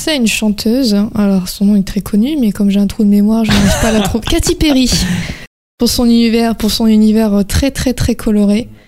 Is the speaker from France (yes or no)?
yes; France